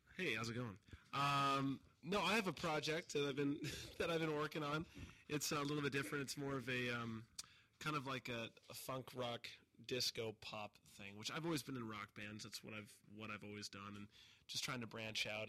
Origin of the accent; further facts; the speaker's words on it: Montana, United States; moved away as an adult; now in Los Angeles, United States; I'm from Montana, so I'm from a very small community